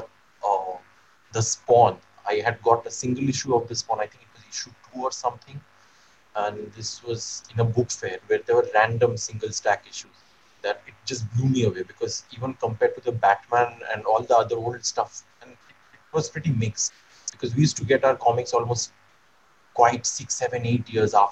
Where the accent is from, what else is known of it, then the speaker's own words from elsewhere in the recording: India; back then in India, you never saw people kiss on TV or anything.